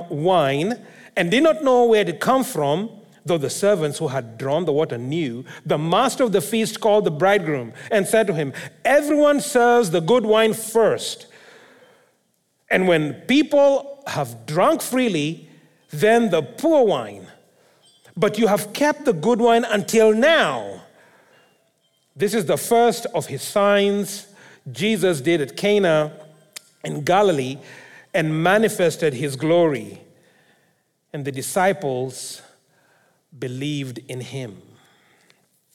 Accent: Kenya; now in Abbotsford, Canada; I come from Kenya.

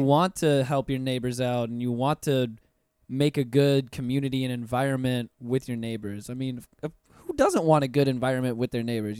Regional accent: Puerto Rico; now in Orlando, United States; I'm puertorriqueño myself, so I'm, I'm also from the Caribbean

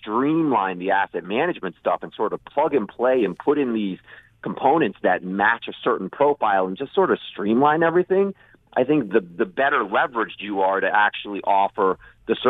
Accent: Virginia, United States; I grew up in Virginia.

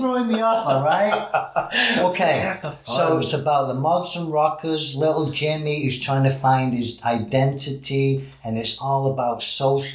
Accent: England, United Kingdom; We're quite violent, you know, in England

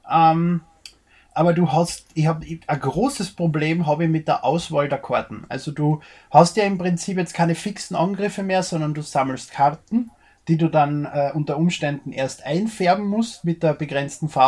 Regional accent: Austria; Ich bin Österreicher, wir sind wohl nicht politisch korrekt.

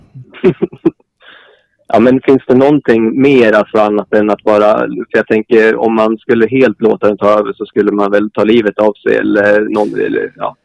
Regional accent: Kvissleby, Västernorrland County, Sweden; jag har växt upp utanför industristaden Sundsvall

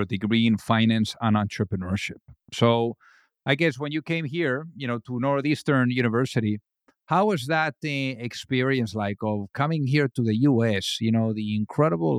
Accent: Spain; accent: Spanish; English is a second language; my accent from Spain

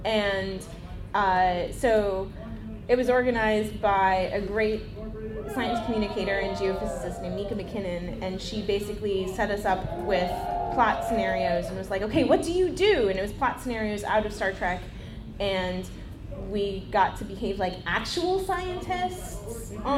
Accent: California, United States; Zinfandel, because I'm from California.

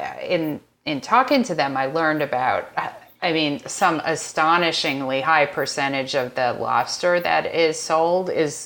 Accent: East Coast, United States; moved away; also born or lived in Madison, Wisconsin; I grew up on the East Coast, so I grew up eating lobster, and so then I moved to the Midwest

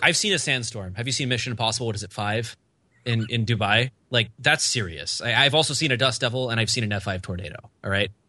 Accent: Oklahoma, United States; I'm from Oklahoma.

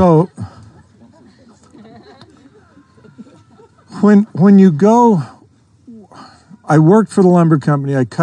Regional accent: Idaho, United States; I grew up in Idaho

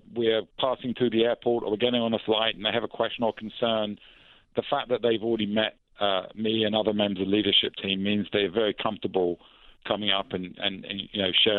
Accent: London, United Kingdom

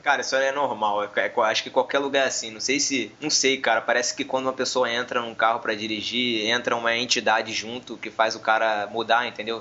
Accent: São Gonçalo, Rio de Janeiro, Brazil; accent: carioca; Eu não sou carioca da Gema, como a Sara, por exemplo, que mora na cidade do Rio. Eu sou eu sou de São Gonçalo, que é um outro uma outra cidade que fica na grande, na, no Grande Rio, na região metropolitana.

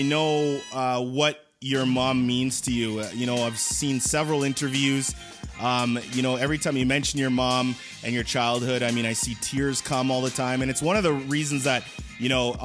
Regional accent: Edmonton, Alberta, Canada; I'm actually from Edmonton, Alberta, Canada

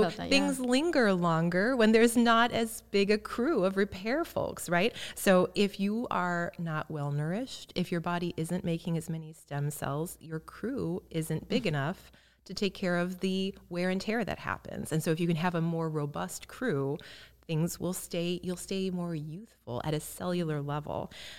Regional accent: Illinois, United States; I grew up in Central Illinois, and I don't think we had a health food store.

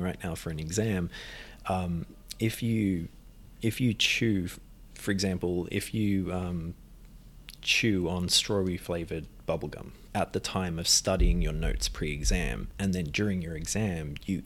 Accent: Australia; We're from Australia. Yeah. Family's from Ireland. But grew up in Australia

